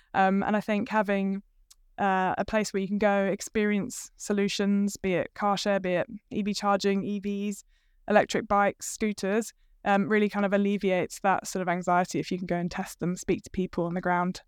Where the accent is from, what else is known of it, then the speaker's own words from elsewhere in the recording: United Kingdom; moved away as an adult; also born or lived in London; now in Hamilton, New Zealand; I'm not actually from New Zealand originally. I'm from the U K, but I have married a Kiwi, so that's why I'm here.